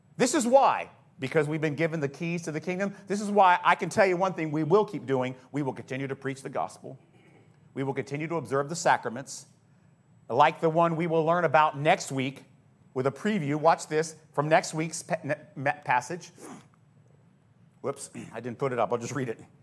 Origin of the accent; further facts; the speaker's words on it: United States; our American Christianity